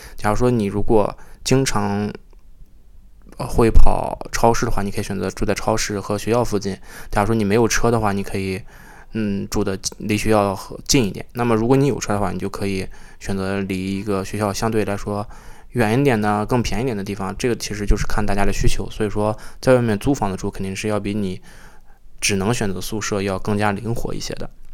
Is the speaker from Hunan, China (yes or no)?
no; Shandong, China; moved away as an adult; now in Toronto, Canada; 作为一个山东人，还是比较传统的